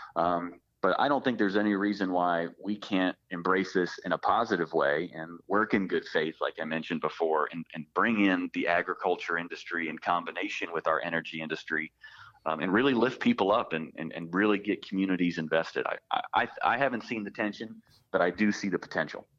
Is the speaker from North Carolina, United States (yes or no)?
yes; Pitt County, North Carolina, United States; I grew up in Pitt County.